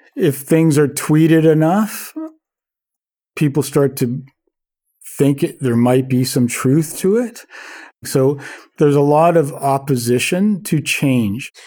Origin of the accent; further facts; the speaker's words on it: Vancouver, British Columbia, Canada; I'm born and raised in Vancouver, and been here all my life and lived here all my life.